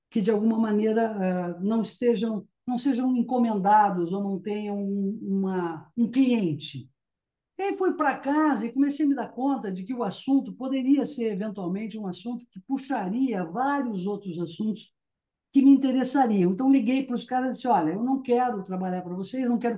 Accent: South Region, Brazil; now in United States; principalmente de onde, eu, de onde eu venho, né? principalmente não só no sul do Brasil, mas Argentina, enfim, uh, México, aqui próprio nos Estados Unidos.

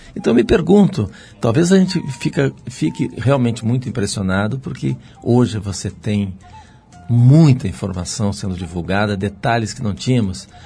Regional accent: Rio Grande do Sul, Brazil; moved away; Sou gaúcho

